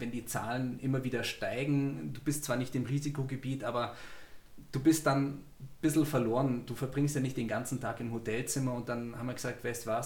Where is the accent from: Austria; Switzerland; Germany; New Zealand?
Germany; Bavaria; Und ich, ja, wir kommen aus der Nähe von München